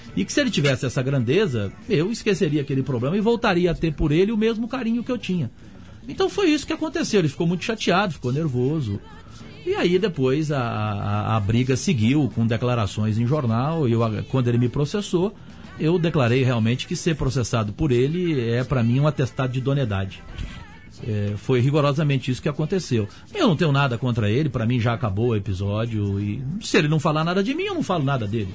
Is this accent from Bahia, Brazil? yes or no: no; Cajuru, São Paulo, Brazil; also born or lived in Ribeirão Preto; eu nasci em Cajuru, uma cidade do interior de São Paulo, a 54 quilômetros de Ribeirão Preto